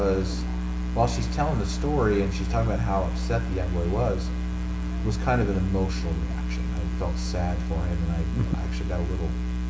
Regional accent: Oregon, United States; we did bow and arrows in gym where I grew up in Oregon.

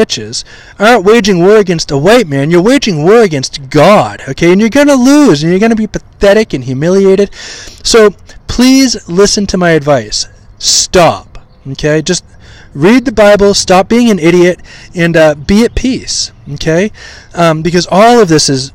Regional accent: Maine, United States; I grew up in Maine, the great state of Maine, which is all white.

